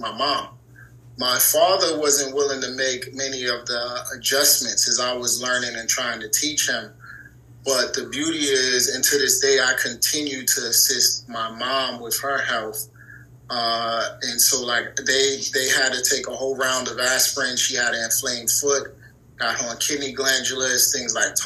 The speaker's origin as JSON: {"language": "English", "town": "New York City", "region": "New York", "country": "United States", "tie": "born or raised there", "said": "I'm from New York City, born and raised."}